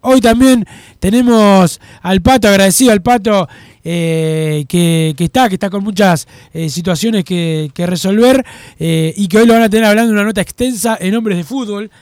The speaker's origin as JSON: {"language": "Spanish", "region": "Montevideo", "country": "Uruguay", "said": "yo soy de Lezica"}